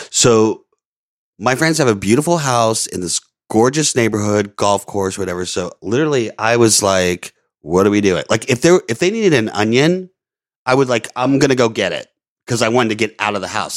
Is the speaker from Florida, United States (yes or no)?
yes; Orlando, Florida, United States; moved away; also born or lived in Louisiana; I grew up in Florida and Louisiana